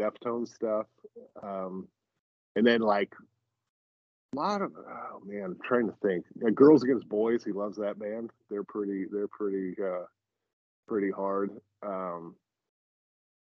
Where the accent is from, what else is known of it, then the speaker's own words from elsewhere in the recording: South Orange County, Southern California, United States; I grew up in South Orange County in Southern California.